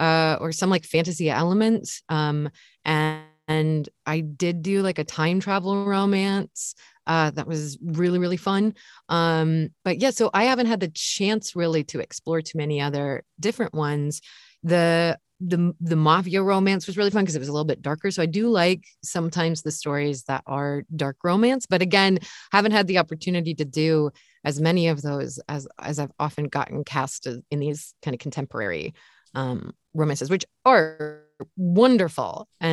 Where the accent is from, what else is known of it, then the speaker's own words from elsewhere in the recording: Kansas, United States; Or the other one, I grew up in Kansas.